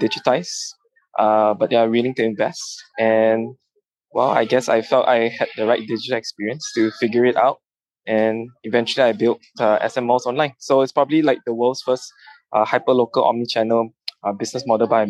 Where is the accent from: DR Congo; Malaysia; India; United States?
Malaysia; moved away as an adult; now in Philippines; I'm actually a Malaysian based out of the Philippines.